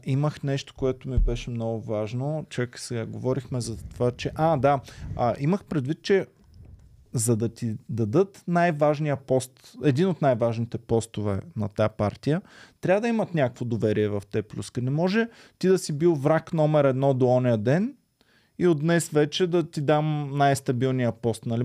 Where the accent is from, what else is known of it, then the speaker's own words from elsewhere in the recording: Stara Zagora, Stara Zagora Province, Bulgaria; като дете от Стара Загора